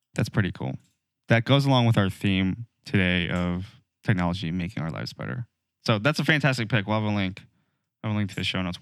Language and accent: English; United States; as an American